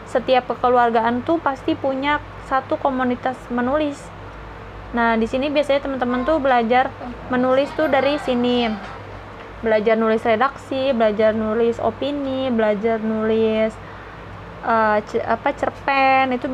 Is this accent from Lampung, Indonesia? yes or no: no; Bekasi, West Java, Indonesia; aku kan Jawa Barat ya Jawa Barat Bekasi kan masuknya bisa Jawa Barat bisa Jakarta